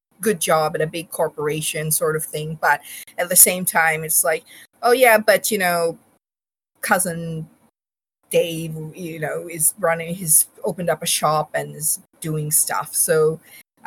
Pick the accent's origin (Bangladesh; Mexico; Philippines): Bangladesh; moved away; also born or lived in Australia; I was born in Bangladesh. We are from Bangladesh